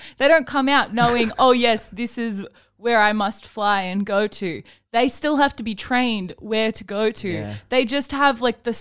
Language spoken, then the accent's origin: English; Adelaide, South Australia, Australia; moved away; I was born in Adelaide